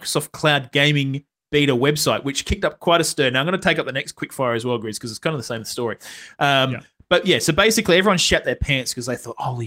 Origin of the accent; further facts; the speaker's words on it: Perth, Western Australia, Australia; we're from Perth